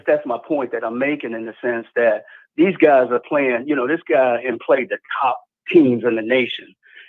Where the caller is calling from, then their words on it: Jacksonville, Florida, United States; Yeah, this is … out of Jacksonville.